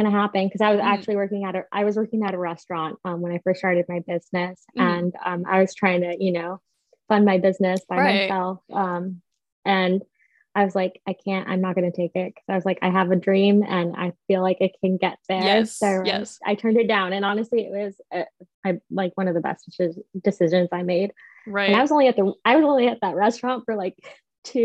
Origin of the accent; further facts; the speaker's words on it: near Avila Beach, California, United States; moved away as an adult; now in New York, United States; I'm back in my hometown. I'm like a half hour away from Avila Beach